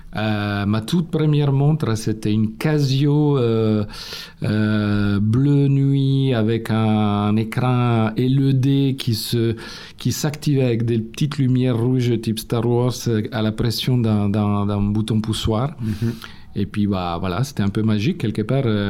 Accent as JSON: {"language": "French", "town": "Turin", "region": "Piedmont", "country": "Italy", "tie": "born or raised there", "accent": "Italian", "second_language": "French", "moved": "yes", "said": "Comme vous avez deviné de mon accent, je suis italien. Je suis né à Turin il y a 52 ans"}